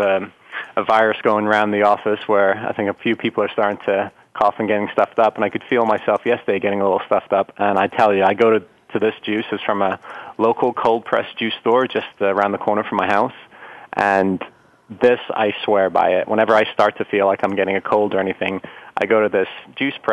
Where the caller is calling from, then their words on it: Clearwater, Florida, United States; I'm calling from Clearwater, Florida.